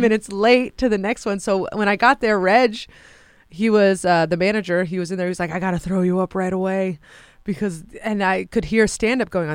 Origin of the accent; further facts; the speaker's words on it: San Francisco, California, United States; in San Francisco, 'cause that's my hometown